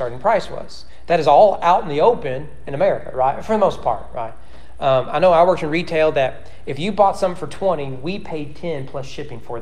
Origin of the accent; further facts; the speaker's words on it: United States; As an American